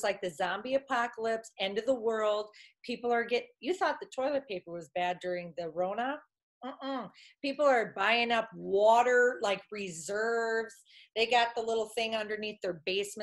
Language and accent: English; Wisconsin, United States; We're talking from Wisconsin here because that's all I know. I grew up here